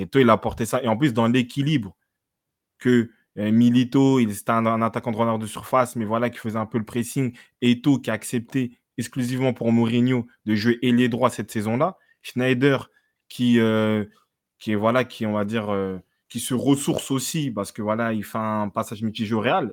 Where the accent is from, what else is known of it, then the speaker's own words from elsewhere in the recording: France; je suis né en France